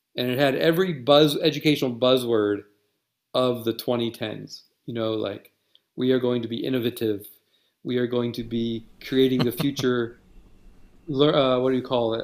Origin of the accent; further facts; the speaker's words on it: Western Pennsylvania, United States; moved away as an adult; also born or lived in Virginia / Indonesia / Germany; where I grew up in Pennsylvania